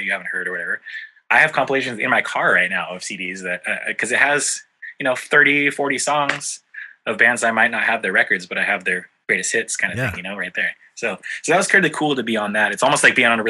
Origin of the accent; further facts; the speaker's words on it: San Diego, California, United States; in San Diego, our hometown, in my home neighborhood where I grew up in North Park